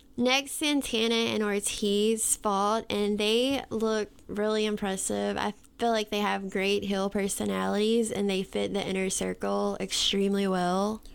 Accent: the South, United States; accent: Southern; we are from the South

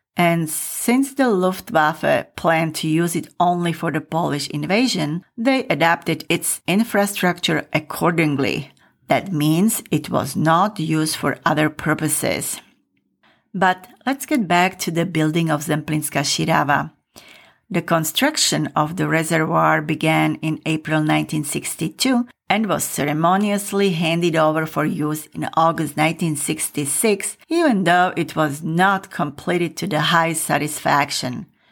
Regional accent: Michalovce, Košice Region, Slovakia; moved away; when I was growing up in Michalovce.

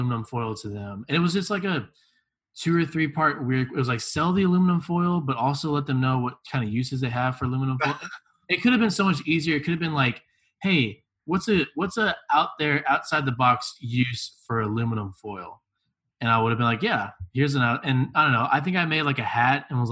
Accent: Tomball, Texas, United States; I grew up in Tomball

